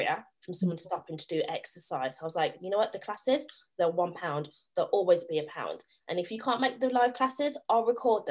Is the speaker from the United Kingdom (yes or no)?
yes; Staffordshire, West Midlands, United Kingdom; I am originally from Staffordshire, a tiny rural village in Staffordshire, and we were the only black family for so many years, the only black child in my school for so many years.